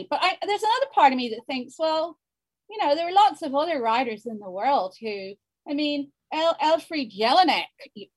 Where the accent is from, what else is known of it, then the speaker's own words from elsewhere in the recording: Ireland; accent: Hiberno-English; first language Hiberno-English; my mother tongue is the Brno English.